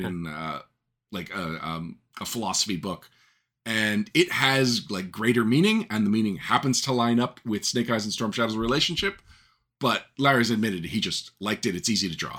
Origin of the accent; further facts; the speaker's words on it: Montreal, Quebec, Canada; in Montreal specifically, which is where I am from